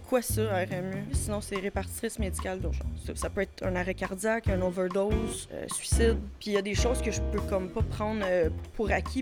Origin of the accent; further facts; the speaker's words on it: Châteauguay, Quebec, Canada; Je suis originaire de Châteauguay. Mais là, maintenant, j'habite à bois qui est comme à côté